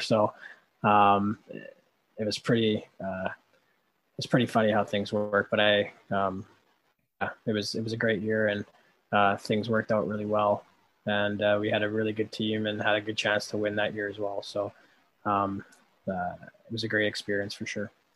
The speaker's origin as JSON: {"language": "English", "town": "Winnipeg", "region": "Manitoba", "country": "Canada", "said": "I'm from Winnipeg"}